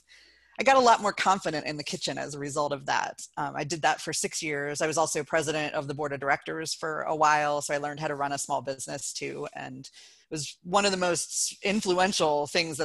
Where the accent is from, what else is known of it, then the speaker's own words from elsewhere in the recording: Athens, Ohio, United States; moved away as an adult; now in Cleveland Heights, United States; It's in Athens, Ohio, where I was born and grew up and lived for 28 years